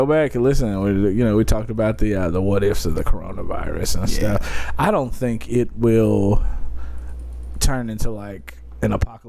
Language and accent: English; Detroit, Michigan, United States; I'm from Detroit.